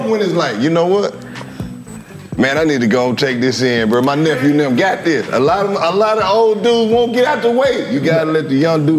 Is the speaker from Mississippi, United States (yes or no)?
yes; Oxford, Mississippi, United States; I'm from Mississippi. It's different down there.